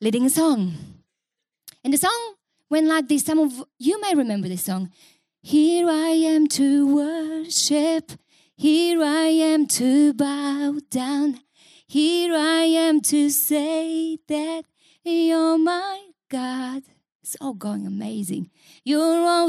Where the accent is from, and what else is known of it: Bulgaria; English is a second language; moved away as an adult; also born or lived in Newcastle, Australia; now in Australia